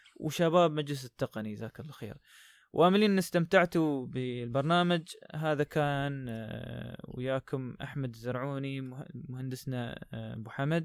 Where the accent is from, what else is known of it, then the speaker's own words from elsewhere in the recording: United Arab Emirates; عندنا في الإمارات